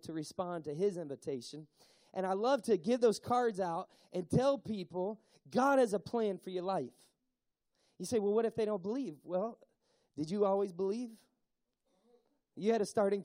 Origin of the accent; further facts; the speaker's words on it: Tennessee, United States; I'm from Tennessee